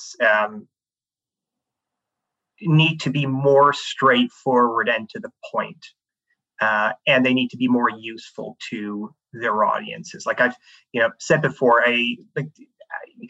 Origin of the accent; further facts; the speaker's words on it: Canada; moved away as an adult; also born or lived in Canada's Arctic / Sierra Leone / Switzerland; I grew up in Canada